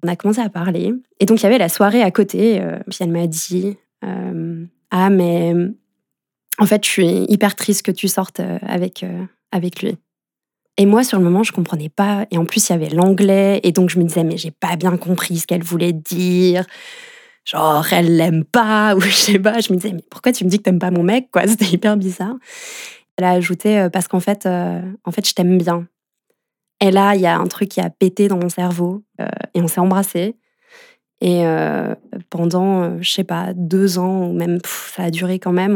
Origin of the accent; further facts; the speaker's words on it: France; moved away as an adult; now in Geneva, Switzerland; j'ai grandi en France